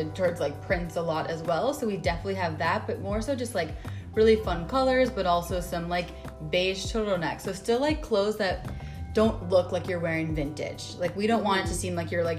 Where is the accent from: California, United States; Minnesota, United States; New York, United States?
Minnesota, United States; we grew up in Minnesota